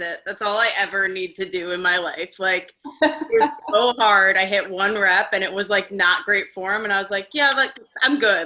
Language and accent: English; Long Island, New York, United States; also born or lived in Cortland, New York; I'm not from Staten Island. I'm not from Jersey. I'm from Long Island